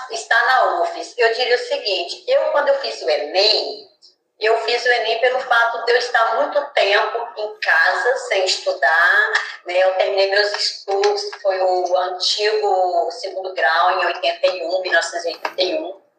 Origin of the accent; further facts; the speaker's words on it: Bahia, Brazil; moved away as an adult; now in São Mateus, Brazil; moro em São Mateus desde 1992. Né? E assim, fui me adaptando à cidade. Nos primeiros períodos, assim, logo que eu cheguei, eu tive muita dificuldade, porque eu achei o povo daqui bem diferente do povo da Bahia